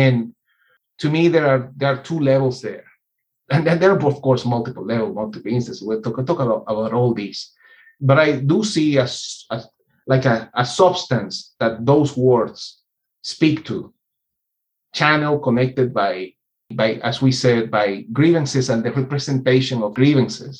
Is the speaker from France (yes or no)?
no; Venezuela; I grew up in Venezuela's largest oil town